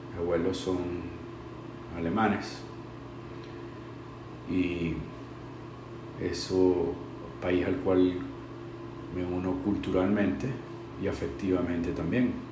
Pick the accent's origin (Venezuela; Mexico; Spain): Venezuela; moved away as an adult; now in United States; yo nací en Venezuela, crecí en Venezuela, me eduqué y me casé en Venezuela. Es, una, es mi patria, que es la patria a la cual le tengo mucho amor.